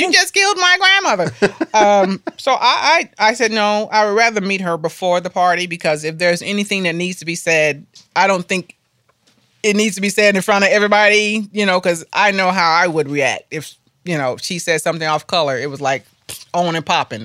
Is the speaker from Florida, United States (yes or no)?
yes; Florida, United States; now in Asheville, United States; I am from Florida